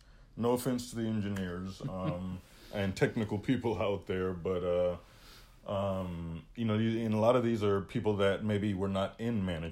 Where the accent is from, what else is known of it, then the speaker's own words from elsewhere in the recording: United States; I hate to say it because I am American